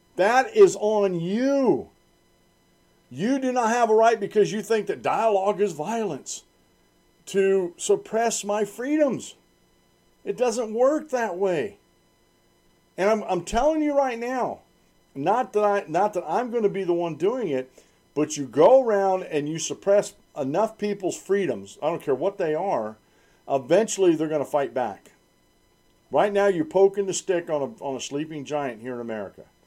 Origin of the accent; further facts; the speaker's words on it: United States; also born or lived in Central Susquehanna Valley, Pennsylvania; I'm an American